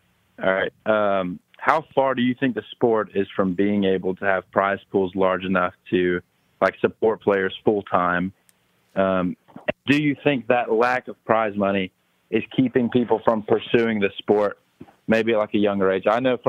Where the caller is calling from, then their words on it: Charlotte, North Carolina, United States; from Charlotte.